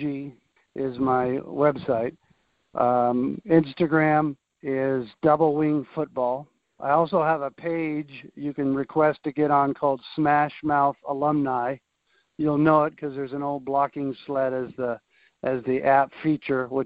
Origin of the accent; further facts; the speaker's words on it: Bay Area, California, United States; also born or lived in Los Angeles, California / Redding, California; I grew up in the Bay Area in California